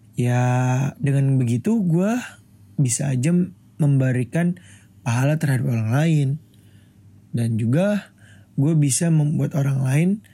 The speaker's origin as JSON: {"language": "Indonesian", "region": "Jakarta", "country": "Indonesia", "tie": "born or raised there", "said": "Gue lahir di Jakarta 29 Mei 2001."}